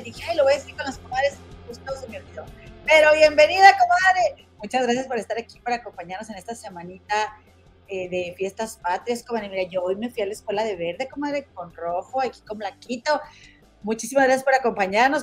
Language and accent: Spanish; Monterrey, Nuevo León, Mexico; moved away; somos de Monterrey dijimos, pues de ahí somos